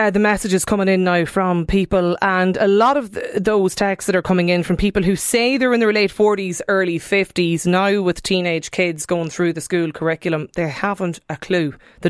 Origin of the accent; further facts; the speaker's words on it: Donegal, Ulster, Ireland; I grew up in Donegal, like 7 kilometres from the border with Fermanagh.